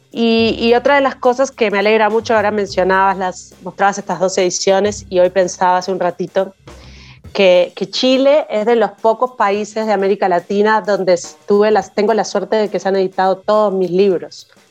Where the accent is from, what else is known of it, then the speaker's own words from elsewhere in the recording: Uruguay; siendo una joven uruguaya, em, de uruguaya latinoamericana de aquella época, de 1990 y poco